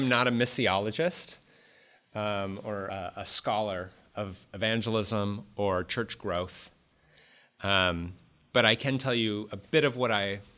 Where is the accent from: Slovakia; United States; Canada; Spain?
United States; as an American